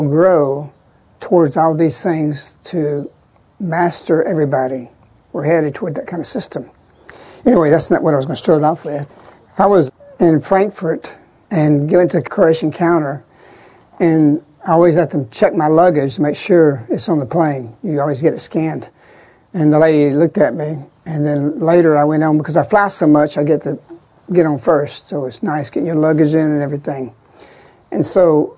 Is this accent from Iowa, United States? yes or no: no; Birmingham, Alabama, United States; I'm from Birmingham